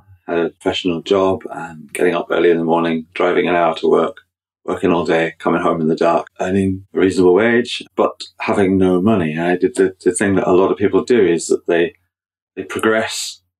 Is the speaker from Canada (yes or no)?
no; England, United Kingdom; moved away as an adult; now in County Down, United Kingdom; I'm from County Down. I'm originally from England, been in Northern Ireland for 20 years now.